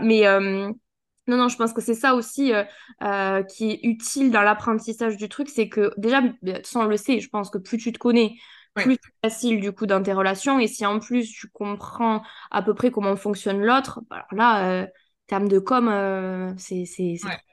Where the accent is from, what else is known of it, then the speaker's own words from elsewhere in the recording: south of France, France; accent: accent du sud; j'ai toujours mon accent du sud